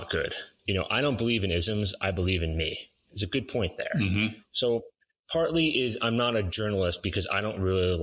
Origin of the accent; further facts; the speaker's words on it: northern New Jersey, United States; I grew up in New Jersey, northern New Jersey